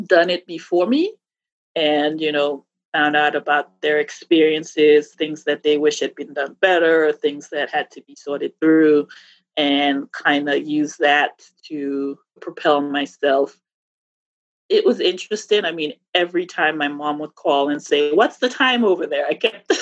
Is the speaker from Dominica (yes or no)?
yes; Dominica; moved away as an adult; now in United States; I was born in Dominica in the Caribbean.